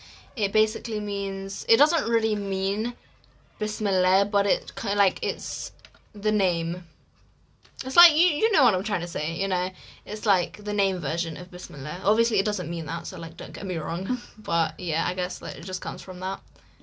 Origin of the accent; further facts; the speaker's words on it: England, United Kingdom; also born or lived in Egypt; we were both born in England